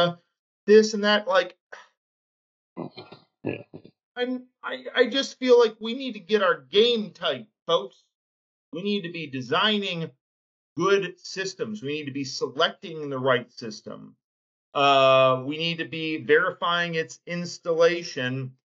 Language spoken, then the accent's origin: English; Detroit, Michigan, United States; I grew up being a U of M fan here in Metro Detroit